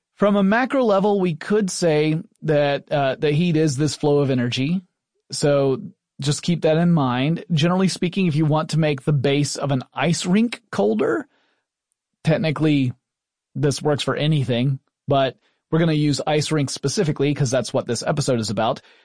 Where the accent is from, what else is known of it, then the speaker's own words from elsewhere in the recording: Atlanta, Georgia, United States; I grew up essentially in the Atlanta area. I am a Southerner.